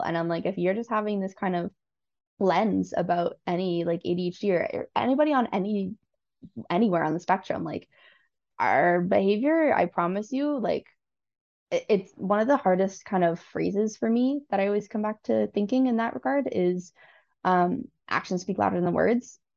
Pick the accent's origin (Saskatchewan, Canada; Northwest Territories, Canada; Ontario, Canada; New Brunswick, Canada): Ontario, Canada; Newmarket; I was born and raised in Newmarket